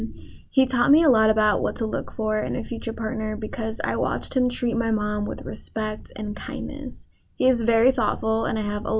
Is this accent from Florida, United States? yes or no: yes; Tampa, Florida, United States; I grew up in Tampa, Florida